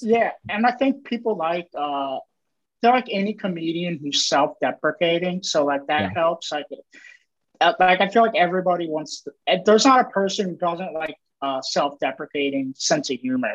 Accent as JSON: {"language": "English", "region": "Maryland", "country": "United States", "said": "I'm from Maryland"}